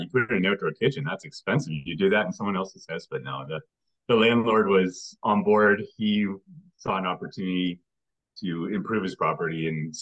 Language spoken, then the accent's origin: English; Canada; We're Canadian investors who've primarily been doing flips and BRRRRs in Canada for about 5 years.